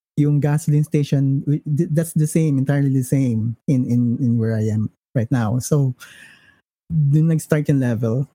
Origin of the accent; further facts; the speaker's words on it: Philippines; As a Filipino developer